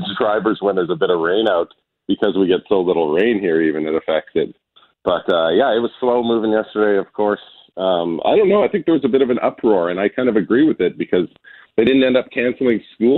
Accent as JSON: {"language": "English", "town": "Shoal Lake", "region": "Manitoba", "country": "Canada", "tie": "born or raised there", "moved": "as an adult", "lives_now": "Las Vegas, United States", "said": "a friend I grew up with in Shoal Lake"}